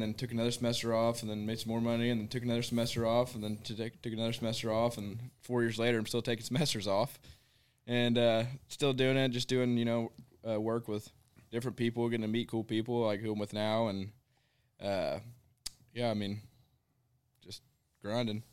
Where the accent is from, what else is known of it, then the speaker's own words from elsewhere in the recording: Memphis, Tennessee, United States; I'm from Memphis, Tennessee